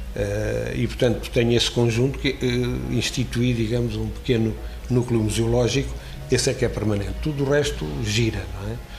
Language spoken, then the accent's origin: Portuguese; Alcobaça, Leiria District, Portugal; born or raised there; also born or lived in Óbidos